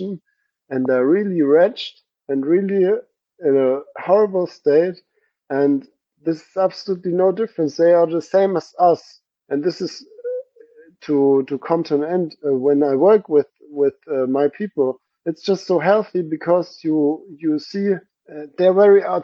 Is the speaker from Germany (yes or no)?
yes; Germany; now in Stuttgart, Germany; I was in the church in my hometown for visiting my family